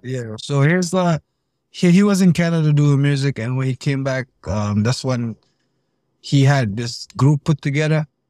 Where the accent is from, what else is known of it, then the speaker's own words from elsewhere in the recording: Fajara, Gambia; moved away as an adult; now in United States; I grew up in Pipeline. I grew up in Pipeline, Fajari.